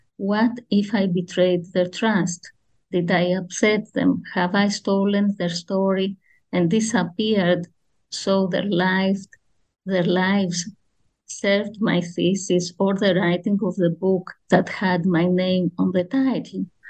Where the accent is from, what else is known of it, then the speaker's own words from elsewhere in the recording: Athens, Attica, Greece; I grew up in Athens